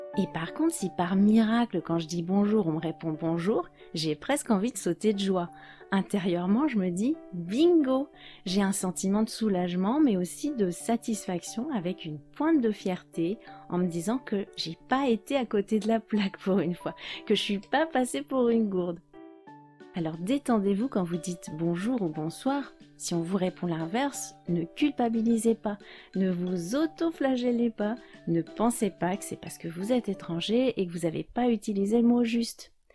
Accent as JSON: {"language": "French", "country": "France", "said": "je suis française"}